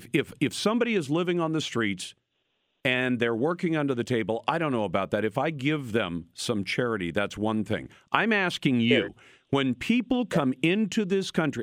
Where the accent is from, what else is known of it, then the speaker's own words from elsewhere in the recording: United States; born there; I was born in the United States.